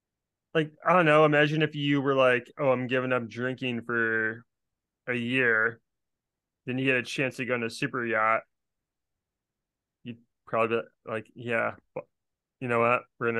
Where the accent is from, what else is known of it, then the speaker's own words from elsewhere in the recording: Brooklyn, New York, United States; Like, I mean, I'm just from Brooklyn.